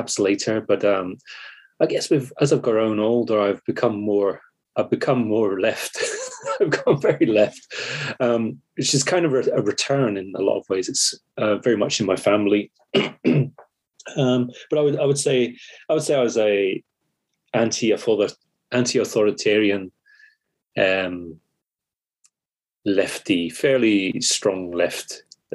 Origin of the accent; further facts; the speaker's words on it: United Kingdom; I am British